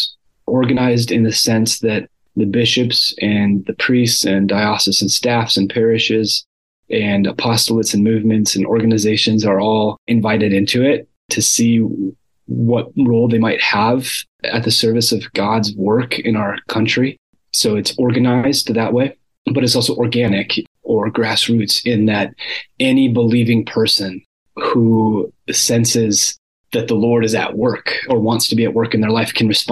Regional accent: northern Minnesota, United States; moved away as an adult; now in Washington, D.C., United States; I'm from Minnesota, northern Minnesota

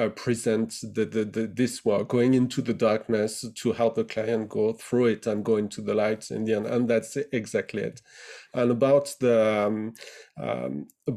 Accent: Burgundy, near Dijon, Bourgogne-Franche-Comté, France; moved away as an adult; also born or lived in Nice, France / Nancy, France; now in United Kingdom; I grew up in Burgundy in France, near Dijon, in a small town of 7,000 people

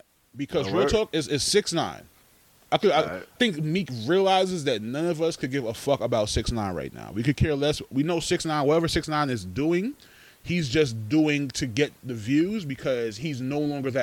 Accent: New York City, New York, United States; from Brownsville

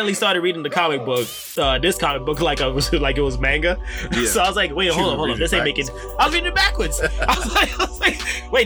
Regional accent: New York, United States; moved away; I'm originally from New York

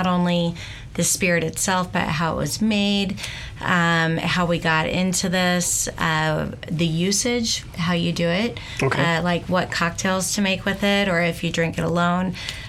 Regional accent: Dayton, Ohio, United States; born there; also born or lived in Portland, Oregon; now in Boulder, United States; Let's see. Well, born in Dayton.

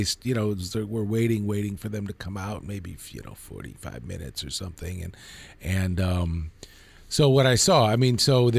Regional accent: Chicago, Illinois, United States; I grew up in Hyde Park on the south side of Chicago

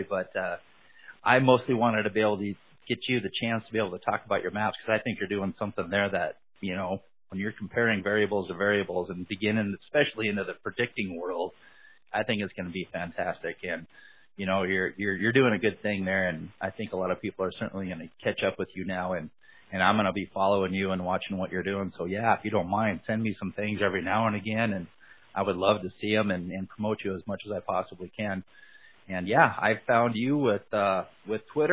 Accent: Montana, United States; also born or lived in Las Vegas area; now in Las Vegas, United States; I'm from Montana, but right now I'm currently in the Las Vegas area.

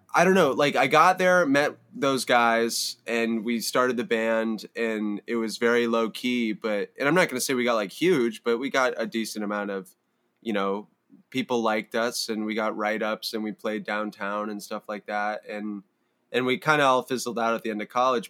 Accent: Palo Alto, California, United States; I grew up in Palo Alto

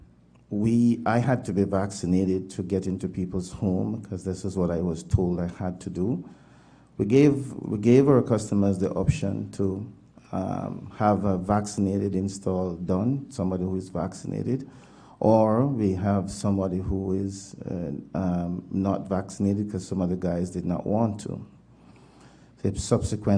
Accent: Jamaica; moved away as an adult; also born or lived in Toronto, Canada; now in Winnipeg, Canada; Jamaican born, but Canadian citizen since 96.

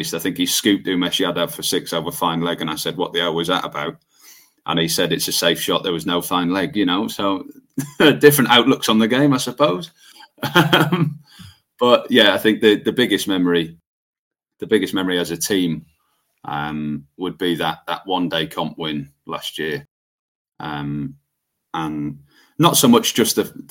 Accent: Wrexham, Wales, United Kingdom; I grew up in Guersal

